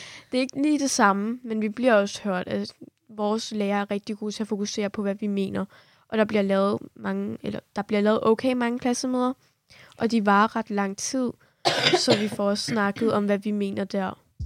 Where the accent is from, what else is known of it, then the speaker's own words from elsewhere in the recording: Kurdistan Region, Iraq; now in Denmark; fra Irak